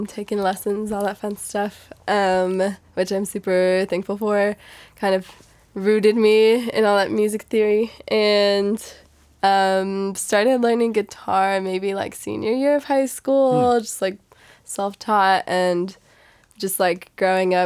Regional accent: San Jose, California, United States; moved away as an adult; also born or lived in Salinas; now in San Luis Obispo, United States; I grew up in San Jose

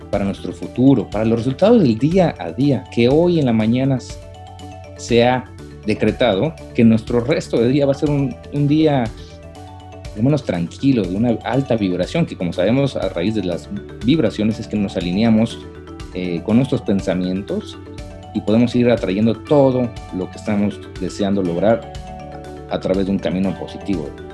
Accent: Mexico City, Mexico; moved away as an adult; now in United States; soy la Ciudad de México

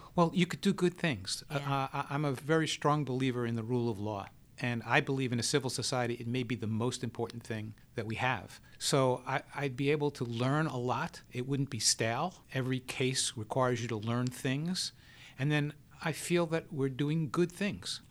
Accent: New York City, New York, United States; I grew up in the Bronx

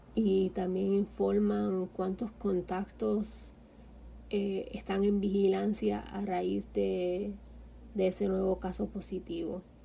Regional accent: Guánica, Puerto Rico; moved away as an adult; now in Havana, Cuba; soy del barrio La Luna en Guánica

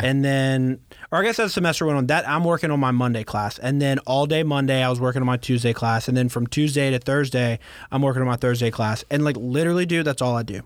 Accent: Baton Rouge, Louisiana, United States; also born or lived in San Francisco; I'm from here

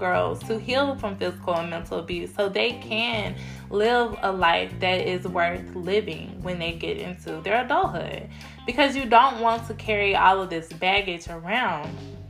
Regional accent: Cedar Hill, Texas, United States; I grew up in Cedar Hill, Texas

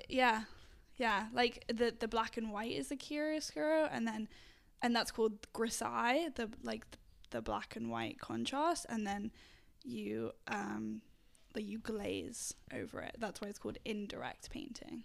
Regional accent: England, United Kingdom; moved away; I'm from England originally

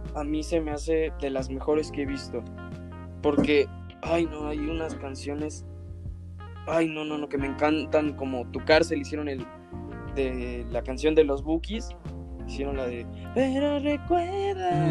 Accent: Mexico; somos mexicanos

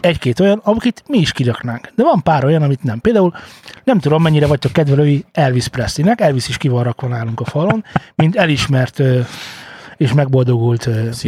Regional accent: Hungary; Magyarok vagyunk

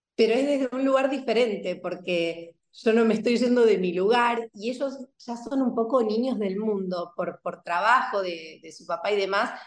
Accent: Buenos Aires, Argentina; moved away as an adult; also born or lived in southern France; now in Málaga, Spain; hace poquito estuve en Buenos Aires, viajé hace muy poquito. Yo vivo en España, en Málaga, y me viajé sin mis hijos y me reencontré con mi biblioteca de pequeña

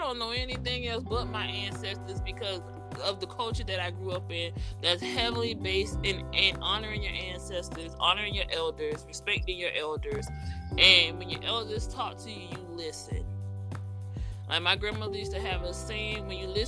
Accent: Gullah Geechee, the South, United States; accent: Gullah Geechee; I have the accent once we go into this conversation, but because I grew up down here, I was always told that my accent was improper

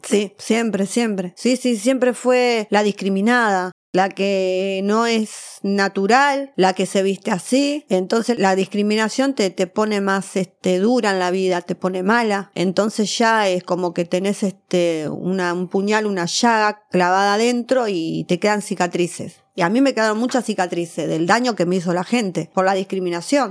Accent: Buenos Aires, Argentina; yo nací en el Salaberry, en el hospital, capital

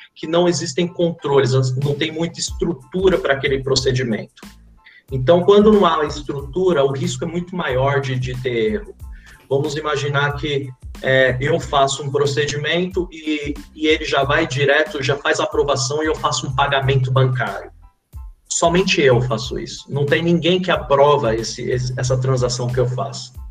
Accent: São Paulo, Brazil; vim lá da cidade de Tiradentes

